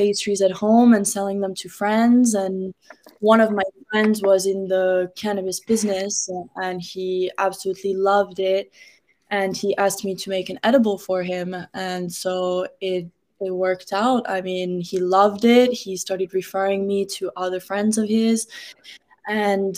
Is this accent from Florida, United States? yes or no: yes; Miami, Florida, United States; also born or lived in France / Morocco; I was born in Miami, but I moved around a lot when I was young. But I've been back in Miami since middle school